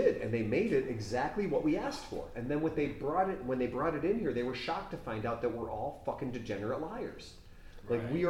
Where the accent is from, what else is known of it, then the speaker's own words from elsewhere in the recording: United States; You made an assumption that as an American, I can only drive an automatic.